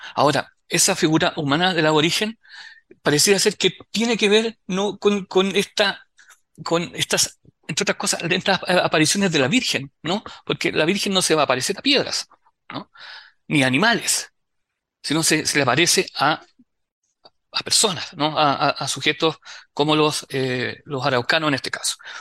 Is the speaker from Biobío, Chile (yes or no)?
yes; Concepción, Biobío, Chile; nosotros somos penquistas